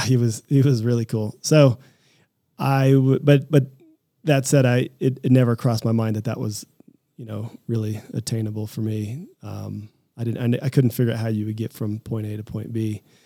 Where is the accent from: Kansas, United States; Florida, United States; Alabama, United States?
Kansas, United States; Lawrence; moved away as an adult; also born or lived in Boulder, Colorado; I grew up in Kansas. I'm a Midwestern kid.